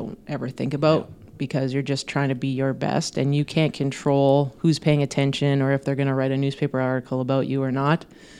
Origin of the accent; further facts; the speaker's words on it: Thompson, Manitoba, Canada; I loved growing up in Thompson. I think it was a great place for me to grow up. It's a very sports-minded community, and they really supported their youth sports